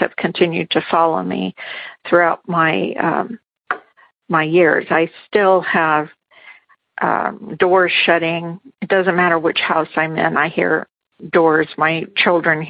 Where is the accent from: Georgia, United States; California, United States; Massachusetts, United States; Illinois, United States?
California, United States; Garden Grove; We grew up in Garden Grove, California, and that's where his parents were, as well as my parents